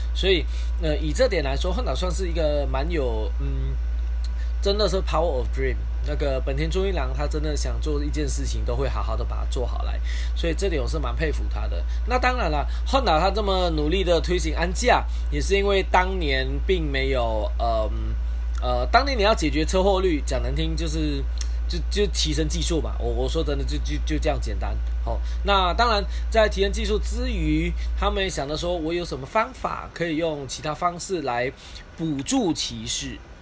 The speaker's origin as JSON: {"language": "Chinese", "country": "Malaysia", "said": "我是来自马来西亚的"}